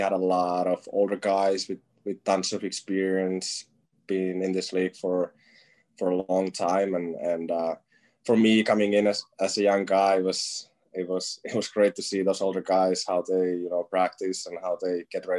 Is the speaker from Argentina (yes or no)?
no; Finland; now in United States; I'm from Finland, and I'm used to playing outside when it's freezing